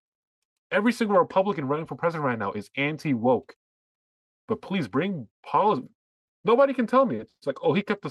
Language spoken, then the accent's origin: English; New Jersey, United States; we're from New Jersey.